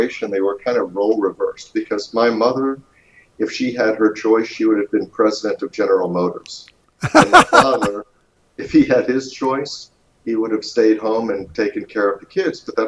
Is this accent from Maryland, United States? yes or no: yes; Baltimore, Maryland, United States; I was born in Baltimore, Maryland